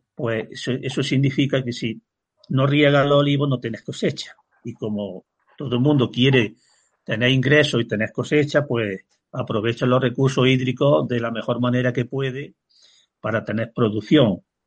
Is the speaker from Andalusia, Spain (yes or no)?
yes; Peña, Andalusia, Spain; yo ya nací en el 54 del siglo pasado y conocí las lluvias de los años 60, cómo venían los ríos, las inundaciones que había, aquel exceso de agua, porque en mi pueblo, que es Peña